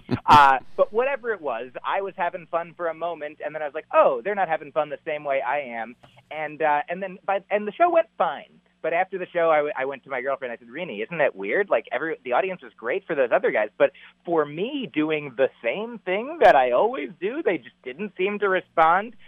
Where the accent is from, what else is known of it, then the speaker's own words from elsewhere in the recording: New Jersey, United States; moved away as an adult; now in Boston, United States; I grew up in New Jersey in the New York area, you know like just sort of outside New York City